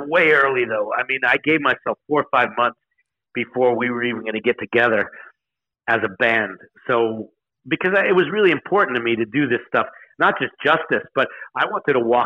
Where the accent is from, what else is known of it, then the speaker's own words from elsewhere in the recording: New York, United States; I'm a New Yorker. I grew up in New York